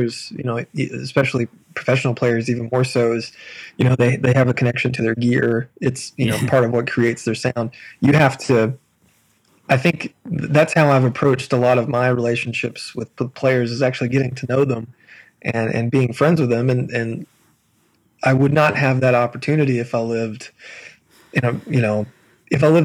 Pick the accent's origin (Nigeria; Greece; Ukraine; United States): United States; Sparta; I grew up in a little town called Sparta, which is this tiny little town